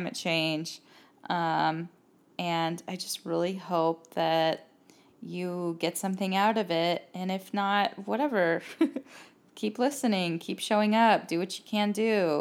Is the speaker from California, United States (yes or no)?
yes; Cerritos, California, United States; now in Los Angeles, United States; I'm from Cerritos